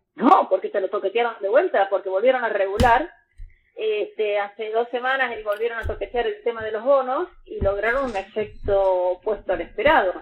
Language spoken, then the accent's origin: Spanish; Argentina; somos todos argentinos